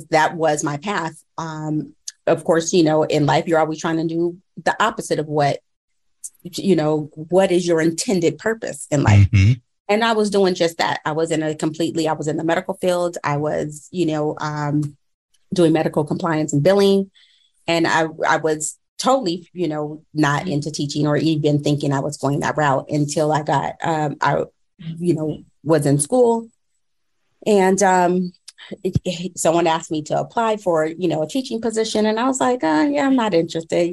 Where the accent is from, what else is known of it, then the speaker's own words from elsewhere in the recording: Apple Valley, California, United States; I currently reside, or I'm from Apple Valley, California, by way of Moreno Valley.